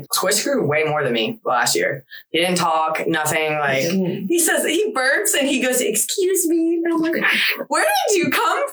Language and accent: English; Florida, United States; also born or lived in New Jersey; My parents moved me to Florida at 3 months old. I'm from Jersey.